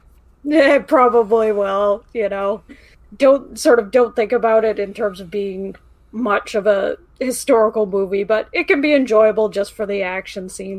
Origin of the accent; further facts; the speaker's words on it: Canada; being Canadian